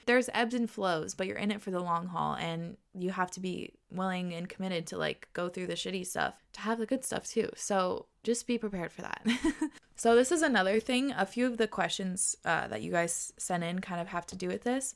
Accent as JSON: {"language": "English", "region": "Washington", "country": "United States", "tie": "born or raised there", "also_born_or_lived": "New York", "said": "We moved from New York to Washington where we both grew up, so now we're back home"}